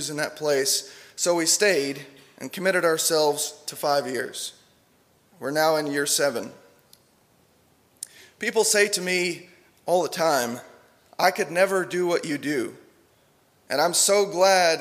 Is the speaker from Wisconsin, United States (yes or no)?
no; New Jersey, United States; moved away as an adult; now in Lubbock, United States; I grew up in New Jersey